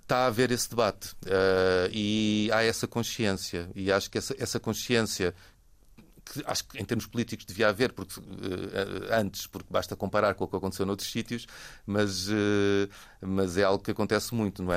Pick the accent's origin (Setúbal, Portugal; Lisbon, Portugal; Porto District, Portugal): Lisbon, Portugal; also born or lived in Denmark; sempre morei em Lisboa e nasci em Lisboa